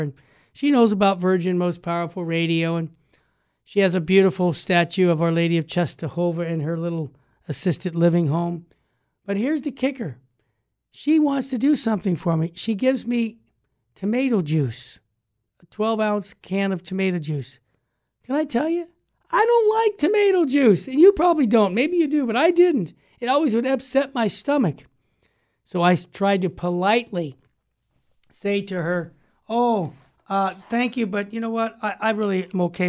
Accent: Los Angeles, California, United States; I'm from Los Angeles

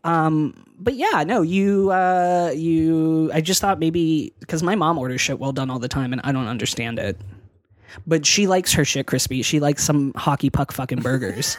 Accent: Pennsylvania, United States; moved away; I'm from Pennsylvania, and so, like, winters are shitty there

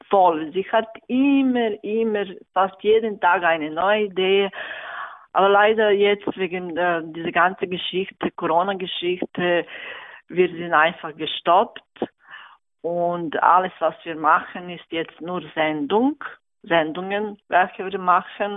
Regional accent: Serbia; German is a second language; moved away as an adult; now in Thalwil, Switzerland; ich komme aus Serbien

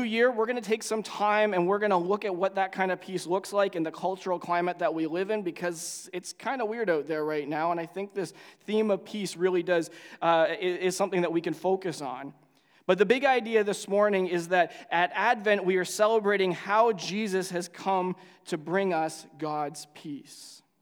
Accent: Canada; as a Canadian

